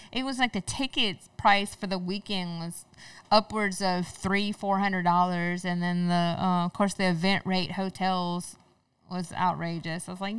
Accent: Mississippi, United States; I'm from Mississippi, so shout out to Mississippi.

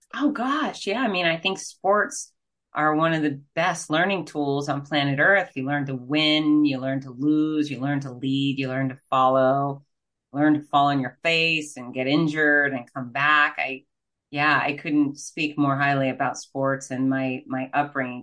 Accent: Fort Lauderdale, Florida, United States; I'm from Fort Lauderdale, Florida

